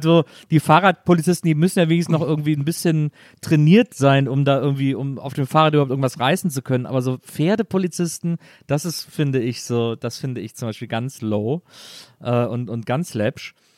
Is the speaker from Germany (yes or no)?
yes; Wesseling, North Rhine-Westphalia, Germany; Bei uns in Wesseling gab es einen Reiterhof